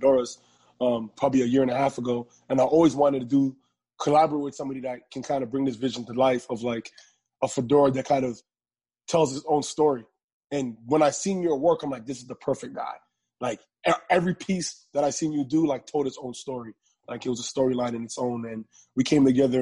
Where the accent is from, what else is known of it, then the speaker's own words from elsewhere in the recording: Toronto, Ontario, Canada; I'm from Toronto, Ontario